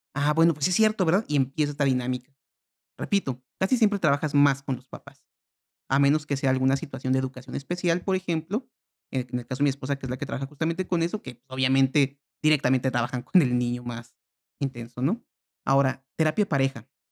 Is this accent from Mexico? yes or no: yes; Mexico; yo como mexicano